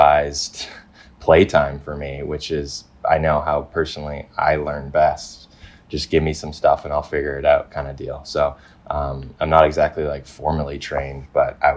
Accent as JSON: {"language": "English", "area": "Vancouver Island", "region": "British Columbia", "country": "Canada", "tie": "born or raised there", "also_born_or_lived": "North Carolina", "said": "I'm from Vancouver Island, which is obviously like right on the west coast, just south of Alaska. Born and raised here"}